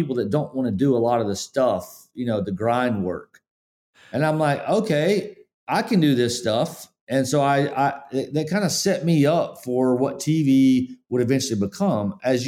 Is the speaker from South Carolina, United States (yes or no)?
yes; Spartanburg, South Carolina, United States; I mean, I grew up in Spartanburg, Forest City area, and we definitely humble beginnings.